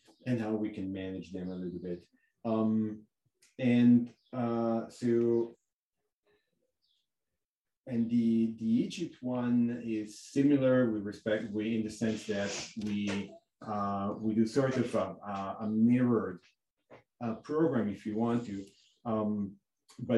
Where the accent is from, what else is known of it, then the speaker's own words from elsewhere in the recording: Lugano, Ticino, Switzerland; moved away as an adult; also born or lived in Zurich / Montana; I'm actually born and raised like 300 meters as the crow flies from North Campus